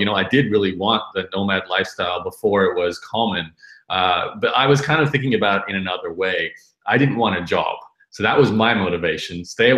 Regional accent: Brisbane, Queensland, Australia; So I'm, like you said at the beginning, I'm from Brisbane.

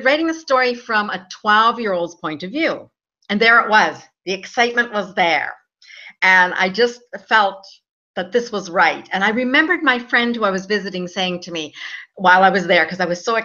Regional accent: Alberta, Canada; moved away as an adult; also born or lived in Vancouver, Canada; now in Spain; I was born and raised in Alberta, Canada, where it's snowing right now, but it's nice and hot here in Spain, where I am located right

